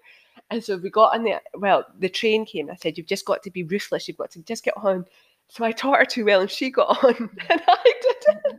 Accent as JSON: {"language": "English", "town": "Edinburgh", "region": "Scotland", "country": "United Kingdom", "tie": "born or raised there", "said": "because I grew up in Leith and I'm from Leith and Trinity"}